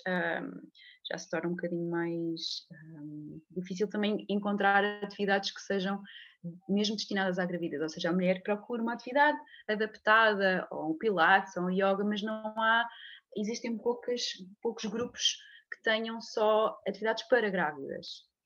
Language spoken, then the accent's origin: Portuguese; a small village near Leiria, Centro, Portugal; moved away as an adult; venho de Leiria, nasci numa, numa pequena aldeia perto de Leiria, uh, mas já vivo cá nesta zona uh, há, muito, há muitos anos, desde que saí para, para estudar fisioterapia